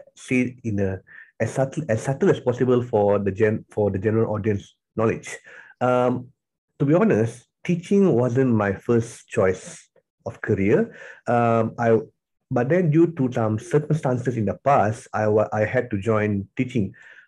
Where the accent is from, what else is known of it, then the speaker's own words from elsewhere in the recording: Tapah, Perak, Malaysia; moved away as an adult; also born or lived in Johor Bahru, Malaysia / Sarawak, Malaysia; now in Kuala Lumpur, Malaysia; I was born and bred in Tapah, so I was anak jati Tapah lah, Tapah Perak